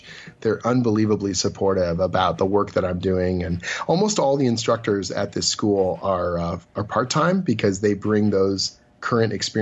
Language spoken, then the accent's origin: English; Oshawa, Ontario, Canada; now in Toronto, Canada; my hometown